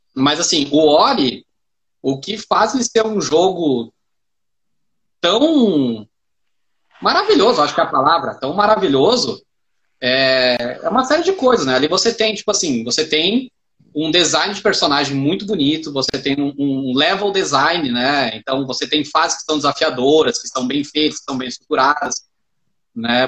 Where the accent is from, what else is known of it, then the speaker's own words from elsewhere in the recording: Caxias do Sul, Rio Grande do Sul, Brazil; moved away; Chama Caxias do Sul, a cidade, e aí foi onde eu cresci